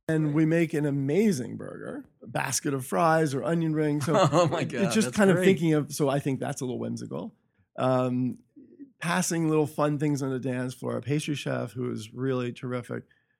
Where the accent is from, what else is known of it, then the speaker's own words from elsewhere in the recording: Hershey, Pennsylvania, United States; In Hershey, Pennsylvania.